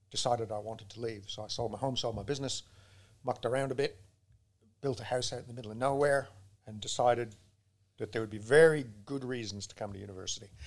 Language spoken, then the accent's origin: English; England, United Kingdom; born there; also born or lived in Canada / Australia / Peru / Brazil; I was born in England. They took me away at about two months. I went to primary school first in Canada, but my dad's a mining engineer. So by the time I finished high school, I'd been to 15 schools, uh, including in Australia, in Peru, in Brazil.